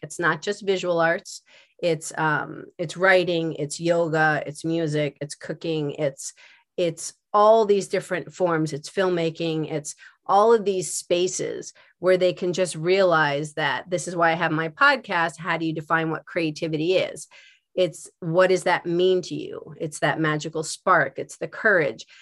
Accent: Philadelphia, Pennsylvania, United States; also born or lived in West Coast / New York; now in New Jersey, United States; I'm from Philadelphia

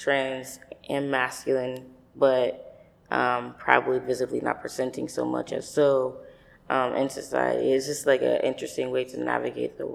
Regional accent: New York, United States; also born or lived in Utica, New York; I grew up in New York, both upstate New York, central New York area, and New York City

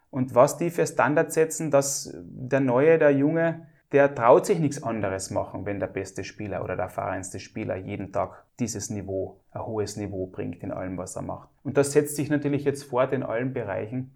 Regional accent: Klagenfurt, Carinthia, Austria; bei uns in Klagenfurt oder in Kärnten oder in Österreich oder in Europa

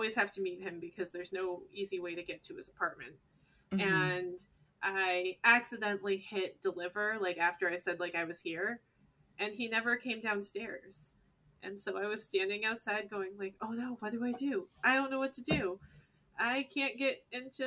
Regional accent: Northeast, United States; now in San Diego, United States; We're actually from the East Coast to the Northeast

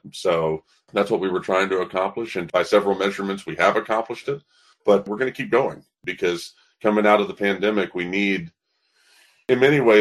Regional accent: Birmingham, Alabama, United States; moved away as an adult; also born or lived in Nashville, Tennessee; I'm born and raised in Birmingham, Alabama

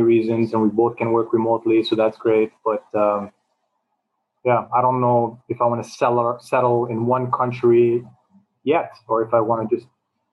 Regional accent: Montreal, Quebec, Canada; moved away as an adult; also born or lived in New York City, United States / China; now in Toronto, Canada; when I grew up in Montreal, I always had friends from all over

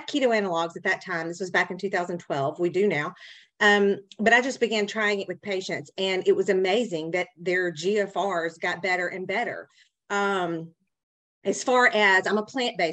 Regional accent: Tennessee, just south of Memphis, United States; accent: southern; I'm in the South, obviously by my accent, and just south of Memphis, Tennessee

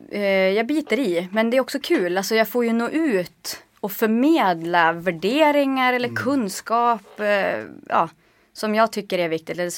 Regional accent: Norrland, Sweden; Men det är ju ingen, inga avstånd hemma i Norrland.

